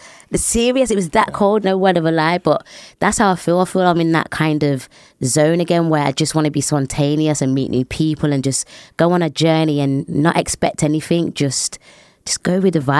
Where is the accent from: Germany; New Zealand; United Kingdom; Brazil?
United Kingdom; Birmingham, West Midlands; It was pretty straightforward. I mean, we were one of the very few families that were black in a white-dominated area, and it's very run down, and even to this day, it's the same.